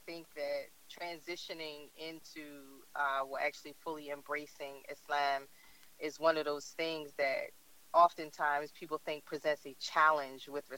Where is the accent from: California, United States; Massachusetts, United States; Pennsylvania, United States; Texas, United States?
Pennsylvania, United States; Philadelphia; I am from Philly, born and raised